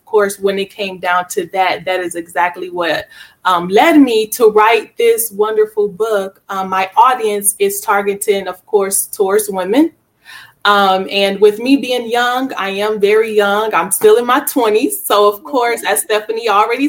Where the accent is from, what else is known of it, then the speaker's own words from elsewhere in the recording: Milwaukee, Wisconsin, United States; also born or lived in Georgia; now in Arkansas, United States; I am originally born and raised in Milwaukee, Wisconsin.